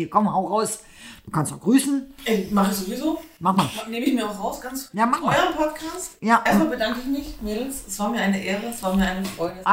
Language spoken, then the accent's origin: German; East Germany, Germany; Wir kommen aus dem Osten, du kannst ruhig eine Maultrommel sagen.